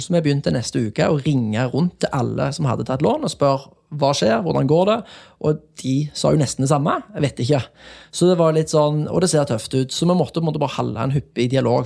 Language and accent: Norwegian; Jæren, Rogaland, Norway; moved away; jeg kommer jo fra Jæren